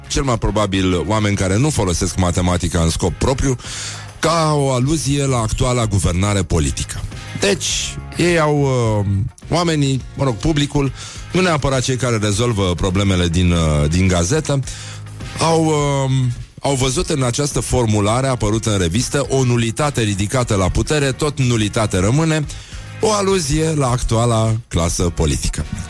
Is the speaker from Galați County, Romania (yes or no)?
no; Brăila, Brăila County, Romania; eu sunt din Brăila și Brăila nu este în Moldova.